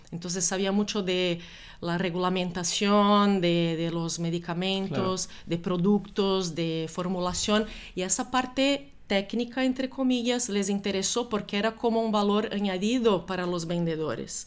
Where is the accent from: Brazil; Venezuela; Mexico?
Brazil; moved away as an adult; also born or lived in Germany / Italy; now in Spain; yo soy brasileña